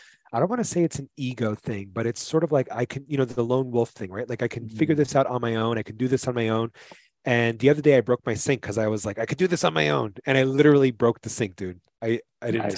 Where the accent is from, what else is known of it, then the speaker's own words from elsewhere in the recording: New York City, New York, United States; I'm from New York City